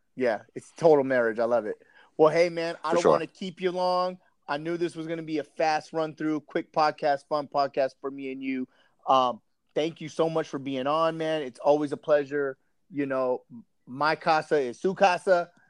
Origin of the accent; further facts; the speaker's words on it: California, United States; because I'm from California